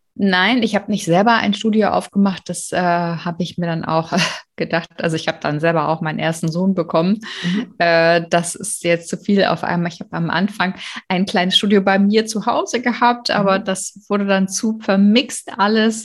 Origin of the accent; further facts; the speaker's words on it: Berlin, Germany; ich bin ja in Berlin aufgewachsen, aber auf der anderen Seite der Mauer